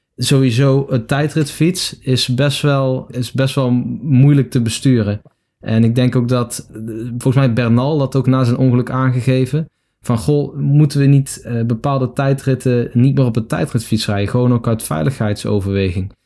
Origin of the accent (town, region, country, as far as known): Netherlands